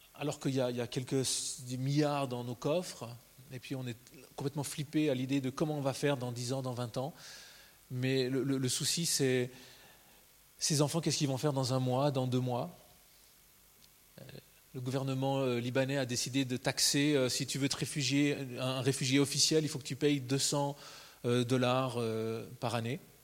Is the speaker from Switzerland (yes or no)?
yes; Switzerland; en tant que Suisse